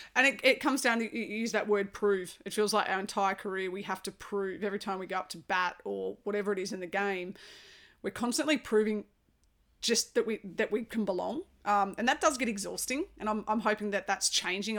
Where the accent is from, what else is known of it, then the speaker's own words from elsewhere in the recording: Australia; as an Aussie